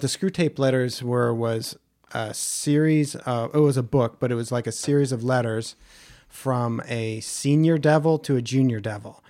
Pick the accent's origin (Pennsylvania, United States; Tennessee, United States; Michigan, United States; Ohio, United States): Ohio, United States; where I grew up in Ohio